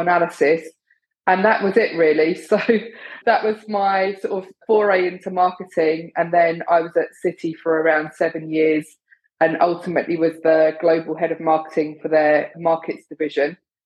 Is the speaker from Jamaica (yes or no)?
no; London, United Kingdom; now in New York City, United States; I'm originally from London in the UK